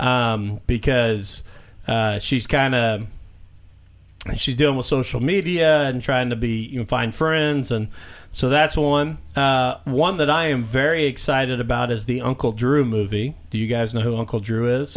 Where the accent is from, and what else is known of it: Mitchell, Indiana, United States; born or raised there